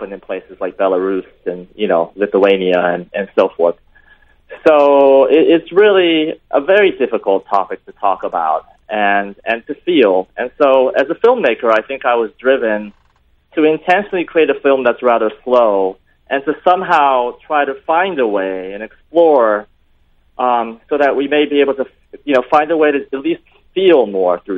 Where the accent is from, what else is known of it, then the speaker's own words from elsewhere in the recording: Tokyo, Japan; I was born and raised in Tokyo